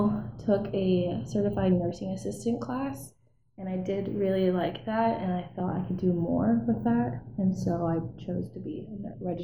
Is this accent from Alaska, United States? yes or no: yes; Wasilla, Alaska, United States; also born or lived in Kotzebue, Alaska; I am from Wasilla, Alaska. My family is from Kotzebue.